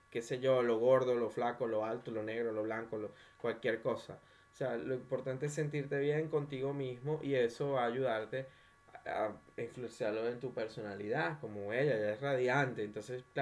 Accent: Maracay, Aragua, Venezuela; De Maracay.

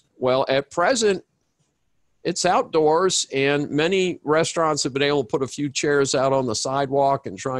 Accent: Massachusetts, United States; I grew up in Massachusetts.

